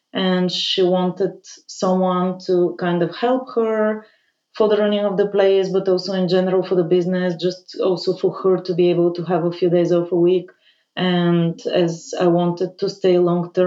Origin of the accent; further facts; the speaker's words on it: Bulgaria; moved away; I'm originally from Bulgaria. I grew up there. I left quite early